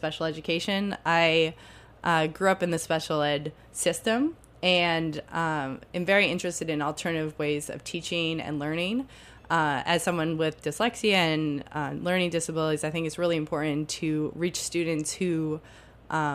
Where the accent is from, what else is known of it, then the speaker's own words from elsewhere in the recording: Boston, Massachusetts, United States; moved away as an adult; also born or lived in Hudson Valley, New York; now in New York City, United States; I grew up mostly in the Boston area